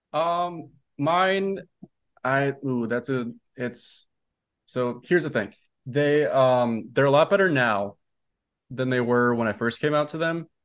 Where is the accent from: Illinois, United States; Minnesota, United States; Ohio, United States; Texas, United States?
Minnesota, United States; moved away as an adult; now in New York City, United States; where I grew up in Minnesota